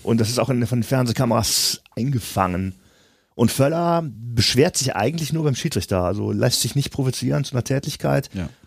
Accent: Germany; wir uns auch sehr leise verhalten als Deutsche

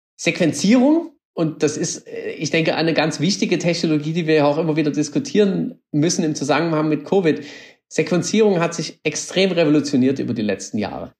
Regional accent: Germany; now in Austria; das Land, wo ich herkomme, das kenne ich als ein Land von Denkern und Innovationen

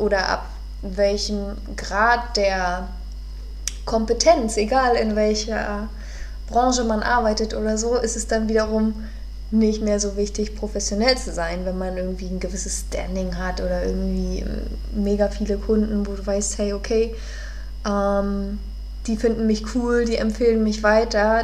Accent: Neubrandenburg, Mecklenburg-Vorpommern, Germany; moved away; In meiner Heimatstadt, äh, ich komme aus Neubrandenburg

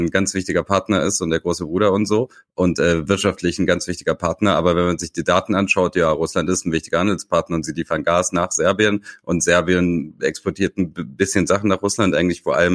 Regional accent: Tuzla, Federation of Bosnia and Herzegovina, Bosnia & Herzegovina; born there; Äh, in Tuzla, meiner Geburtsstadt, war es äh, umgekehrt.

